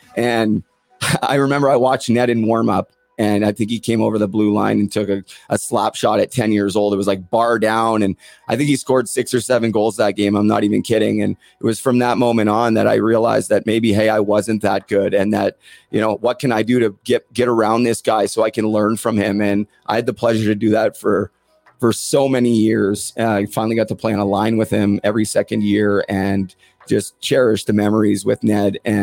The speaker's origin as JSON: {"language": "English", "town": "Port Coquitlam", "region": "British Columbia", "country": "Canada", "tie": "born or raised there", "said": "I didn't really have a ton of people in my hometown, certainly from the age of 5 until 9"}